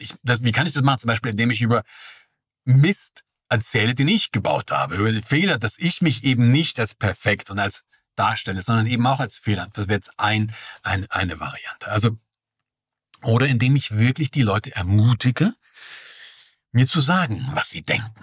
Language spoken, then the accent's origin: German; East Germany, Germany; Ich bin ja im Osten geboren